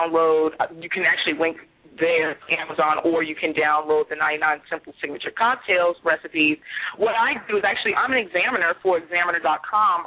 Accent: New York, United States; I'm from the Big Apple, too. I'm from New York. So I'm originally from New York, so that's one of my hometown drinks

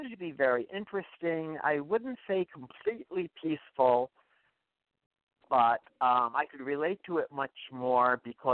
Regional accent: New York City, New York, United States; moved away as an adult; I was born in Staten Island, New York, the one borough that most people don't know about.

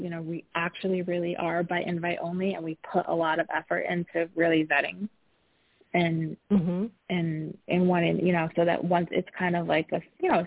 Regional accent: Midwest, United States; I grew up in the Midwest.

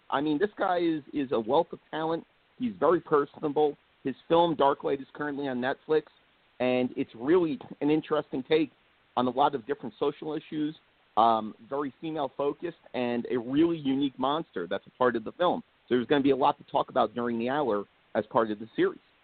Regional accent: Blairstown, New Jersey, United States; I'm up north in Blairstown, New Jersey

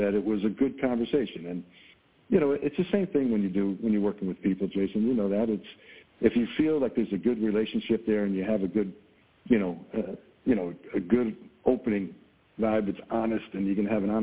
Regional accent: Long Island, New York, United States; now in Buffalo, United States; I grew up in Long Island

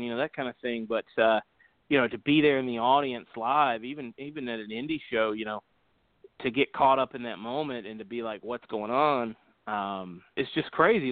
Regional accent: Covington, Georgia, United States; I grew up in Covington

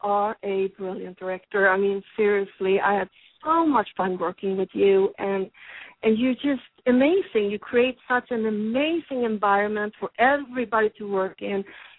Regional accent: Sweden; now in Los Angeles, United States; I'm obviously from Sweden

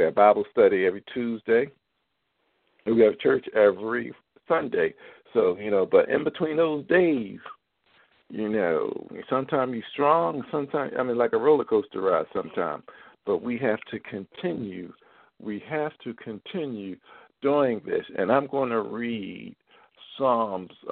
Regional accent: Philadelphia, Pennsylvania, United States; now in Baltimore, United States; I'm from Philadelphia

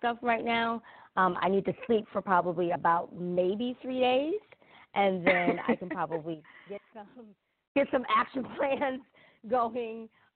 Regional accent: New York, United States; now in North Carolina, United States; I'm from New York, right? So we have a completely different school system and setup kind of there.

